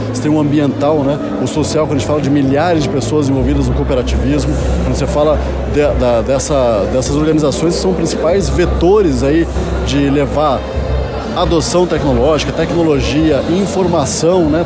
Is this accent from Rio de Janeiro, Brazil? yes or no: no; Paraná, Brazil; Eu sou paranaense, sou sulista, filho de gaúcha e de pai alagoano